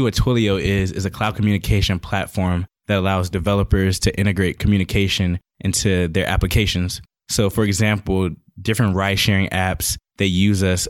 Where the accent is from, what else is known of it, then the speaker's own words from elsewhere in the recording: Atlanta, Georgia, United States; also born or lived in Boston, Massachusetts; I consider myself an ATL